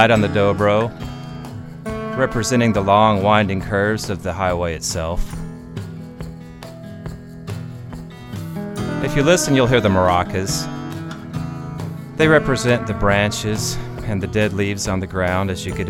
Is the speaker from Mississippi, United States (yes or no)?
yes; Mississippi, United States; moved away as an adult; also born or lived in Nashville, Tennessee; now in Milledgeville, United States; I am from Mississippi. That's where I spent the first, 20 years of my life there